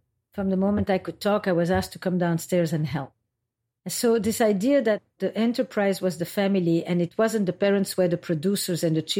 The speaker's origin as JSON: {"language": "English", "country": "Belgium", "also_born_or_lived": "Israel", "moved": "yes", "lives_now": "United States", "said": "And when I came to America, I came from Belgium via Israel."}